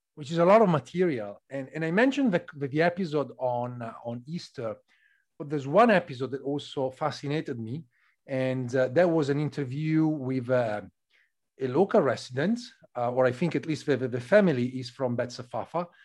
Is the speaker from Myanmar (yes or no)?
no; northern Italy, Italy; from my place in north of Italy